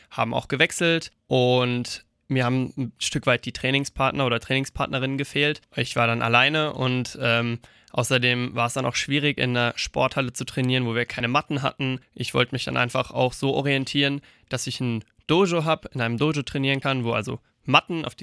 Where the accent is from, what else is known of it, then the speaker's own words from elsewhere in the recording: Eppertshausen, Hesse, Germany; Das war dann erstmal bei uns in Eppertshausen. Und da habe ich dann angefangen, gesagt, mit dreieinhalb bis vier Jahren bin ich da das erste Mal dazugekommen